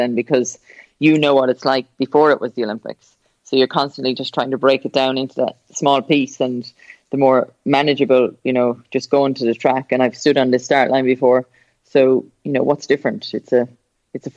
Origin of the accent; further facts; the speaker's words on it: Ireland; it's my hometown. My parents still live there